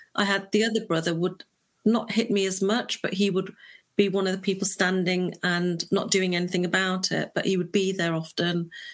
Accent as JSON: {"language": "English", "town": "Leicester", "region": "East Midlands", "country": "United Kingdom", "tie": "born or raised there", "said": "I'm born and raised in the United Kingdom. Um, I was born in a little place called Leicester"}